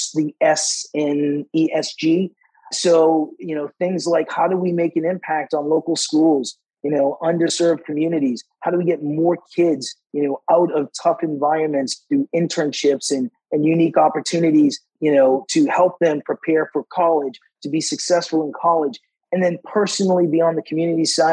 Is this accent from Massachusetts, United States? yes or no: yes; Boston, Massachusetts, United States; I grew up in Boston, Massachusetts, which was, you know, a very segregated area